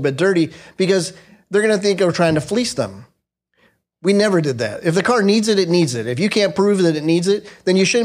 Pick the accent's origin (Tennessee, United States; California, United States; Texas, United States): California, United States; Southern Orange County; now in North Carolina, United States; I'm from California, born and raised in Southern Orange County